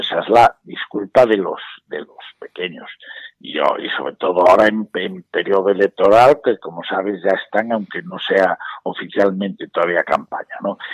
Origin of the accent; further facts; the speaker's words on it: Galicia, Spain; como gallego, incluso como español